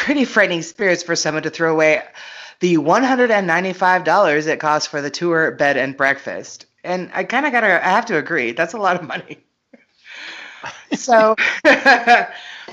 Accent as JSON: {"language": "English", "country": "United States", "said": "I'm American"}